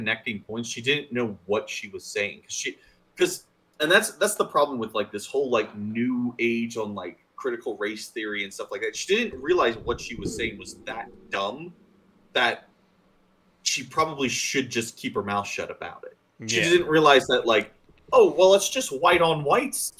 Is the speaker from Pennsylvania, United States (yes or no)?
yes; Pennsylvania, United States; we're two idiots from Pennsylvania